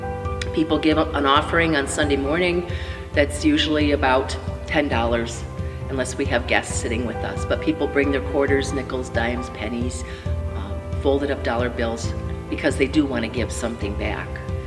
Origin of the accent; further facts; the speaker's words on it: Hamburg, New York, United States; I'm not a city girl. I grew up in Hamburg